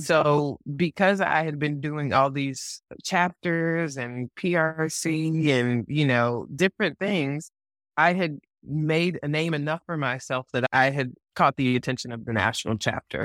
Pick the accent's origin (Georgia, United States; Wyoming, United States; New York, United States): Georgia, United States; Atlanta; my hometown of Atlanta